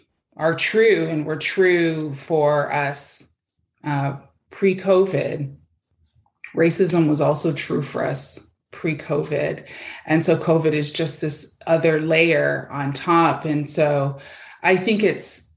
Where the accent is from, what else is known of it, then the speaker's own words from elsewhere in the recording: Canada; also born or lived in Toronto, Ontario; now in Abbotsford, Canada; I'm from Canada